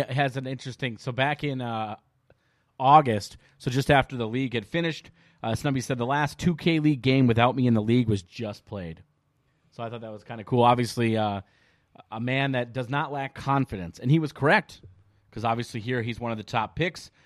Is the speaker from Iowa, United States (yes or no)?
no; Minnesota, United States; we're from Minnesota